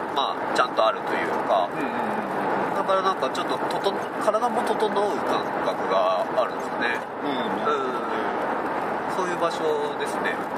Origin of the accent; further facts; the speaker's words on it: Chiba, Japan; moved away as an adult; now in Tsuwano, Japan; もともとずっと生まれてから千葉県、うん、30年間千葉県にいて